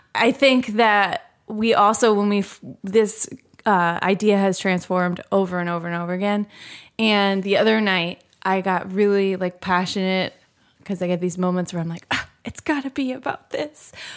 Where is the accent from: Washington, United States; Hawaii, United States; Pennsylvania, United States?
Pennsylvania, United States; Philadelphia; I'm from the Philadelphia area